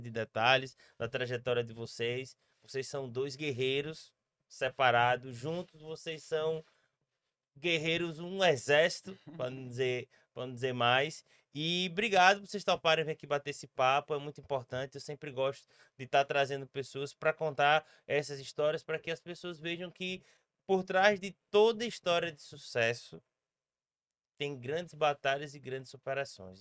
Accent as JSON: {"language": "Portuguese", "region": "Sergipe", "country": "Brazil", "said": "como sergipano"}